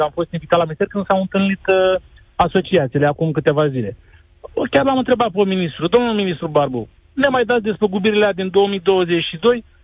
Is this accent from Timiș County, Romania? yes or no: no; Brăila, Brăila County, Romania; Eu uh, sunt din Brăila